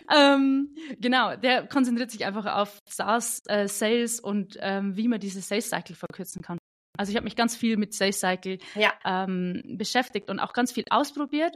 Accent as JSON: {"language": "German", "region": "Bavaria", "country": "Germany", "said": "Ich bin aus dem wunderschönen Bayern, aus äh, der kleinsten Kreisstadt Bayerns tatsächlich."}